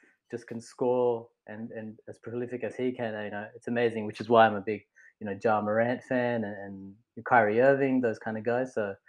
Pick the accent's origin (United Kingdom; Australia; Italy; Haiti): Australia; we're Australian